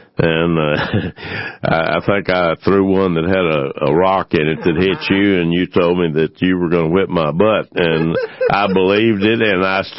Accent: Diboll, Texas, United States; moved away as an adult; also born or lived in Lufkin, Texas; Dieball was a great place to grow up.

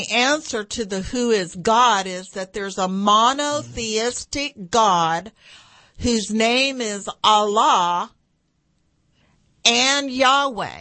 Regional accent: Texas, United States; I'm pretty old, and I'm from Texas.

